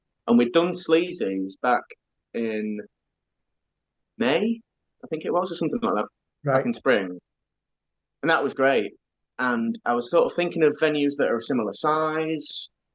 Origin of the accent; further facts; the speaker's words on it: Doncaster, Yorkshire and the Humber, United Kingdom; I was growing up in Doncaster